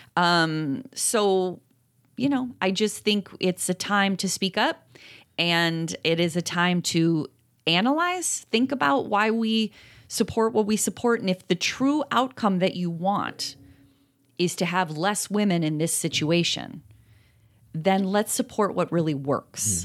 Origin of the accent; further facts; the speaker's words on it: Appalachia, United States; I'm from Appalachia